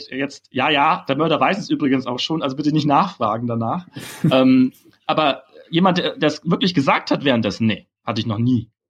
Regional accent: Berlin, Germany; Ich meine, ich als Berliner, wir sind ja eh schon so anti-faschingsmäßig eingestellt.

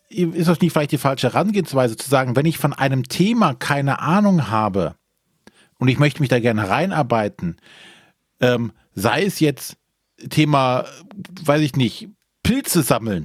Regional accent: Germany; als Deutsche

